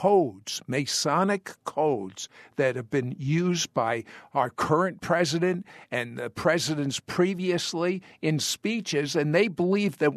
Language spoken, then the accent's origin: English; United States; I've lived my whole life as an American.